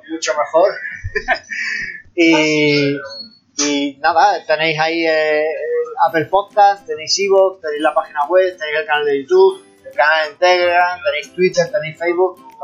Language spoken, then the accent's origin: Spanish; Andalusia, Spain; accent: Andalusian (Almería); yo hablo almeriense andaluz